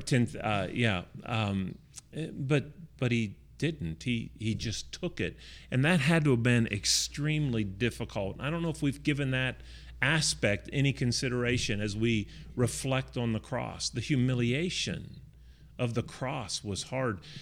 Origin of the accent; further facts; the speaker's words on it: Chester, West Virginia, United States; I grew up in Chester, West Virginia, which is just north of Pittsburgh, uh, about twenty-five miles